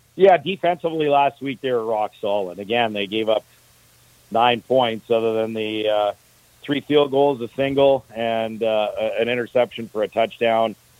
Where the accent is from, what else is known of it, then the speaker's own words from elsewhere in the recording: Edmonton, Alberta, Canada; I grew up in Edmonton